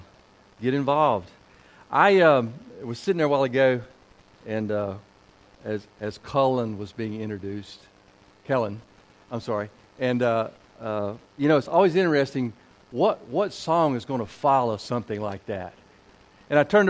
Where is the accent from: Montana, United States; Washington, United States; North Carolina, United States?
North Carolina, United States; Kernersville; moved away; I'm a Tar Heel, born down there, raised down there